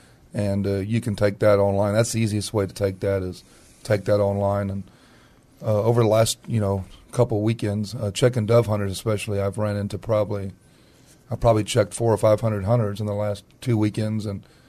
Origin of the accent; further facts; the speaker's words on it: Castroville, Texas, United States; Well, when I was growing up in Castroville, Texas, there was a game warden.